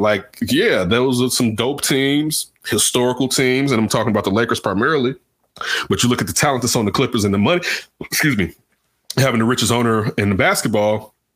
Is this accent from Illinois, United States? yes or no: yes; Chicago, Illinois, United States; my hometown Chicago